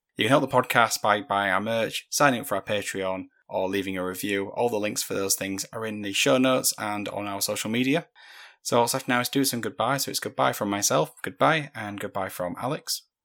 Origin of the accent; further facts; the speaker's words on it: United Kingdom; we're British